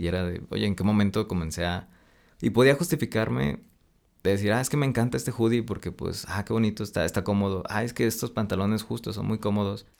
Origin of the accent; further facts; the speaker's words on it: Monterrey, Nuevo León, Mexico; moved away as an adult; now in Mexico City, Mexico; soy regio